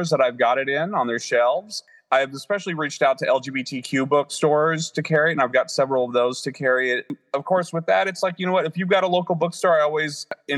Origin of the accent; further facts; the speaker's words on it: the Ozarks, United States; moved away as an adult; also born or lived in Phoenix, Arizona; now in Washington, D.C. area, United States; growing up in the Ozarks and moving to Phoenix was a big change, and leaving Phoenix and coming to the Washington, D.C. area was also a big change.